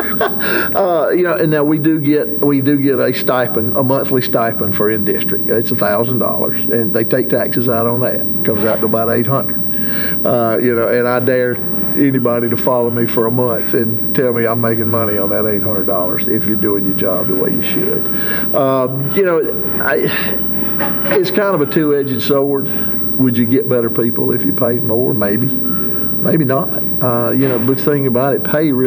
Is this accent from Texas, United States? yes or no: no; South Carolina, United States; I'm born and raised in the Friendship community between Belton and Honeypath.